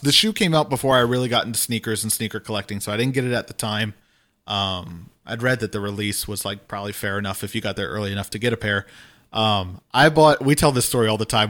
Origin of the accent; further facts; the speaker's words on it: Louisiana, United States; growing up in Louisiana